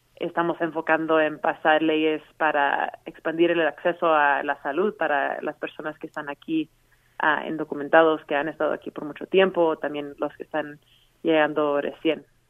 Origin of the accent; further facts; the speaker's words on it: Colorado, United States; yo misma como latina aquí que ha vivido en Colorado toda mi vida